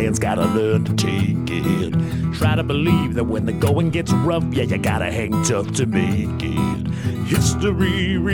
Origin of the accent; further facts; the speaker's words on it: Rhode Island, United States; my home state in Rhode Island